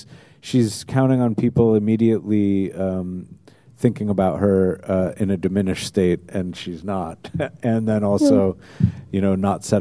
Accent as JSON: {"language": "English", "region": "New Jersey", "country": "United States", "tie": "born or raised there", "also_born_or_lived": "Manhattan, United States", "said": "I was born in Manhattan, and then when Sam Berkowitz started blasting people, my folks moved us out to New Jersey along about the summer of Sam."}